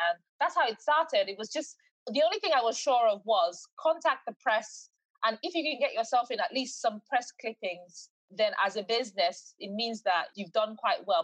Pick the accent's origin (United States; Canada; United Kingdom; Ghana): United Kingdom; England; also born or lived in Nigeria / Eastbourne; I was born in England, but I was sort of bred there as well. So my life had always been 50 50. I know Nigeria as much as I know the UK.